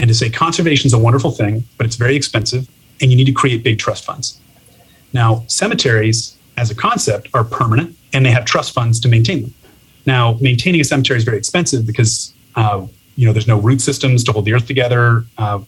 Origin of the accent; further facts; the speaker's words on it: Toronto, Ontario, Canada; moved away as an adult; now in San Francisco, United States; I'm originally from Toronto, Canada, moved down to San Francisco in 2016.